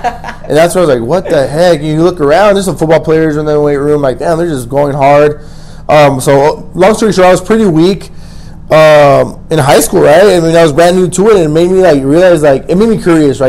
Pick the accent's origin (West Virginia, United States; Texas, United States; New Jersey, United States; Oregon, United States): Texas, United States; El Paso; also born or lived in Austin, Texas / Oklahoma; I'm from El Paso. Born and raised, bro. And then I moved out of El Paso for college.